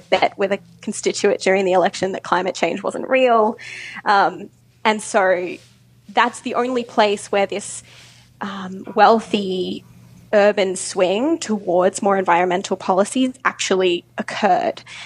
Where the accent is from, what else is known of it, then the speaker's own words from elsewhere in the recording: Victoria, Australia; my home state of Victoria